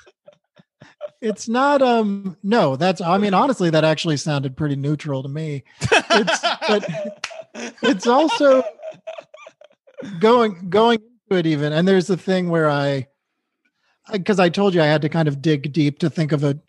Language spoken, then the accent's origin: English; New England, United States; I grew up in New England